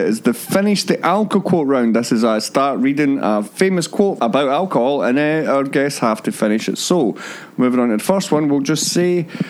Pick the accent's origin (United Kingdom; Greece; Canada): United Kingdom; Scotland; I come from Scotland.